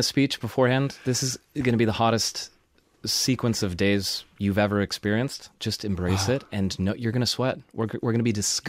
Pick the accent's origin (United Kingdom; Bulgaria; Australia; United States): United States; I'm American.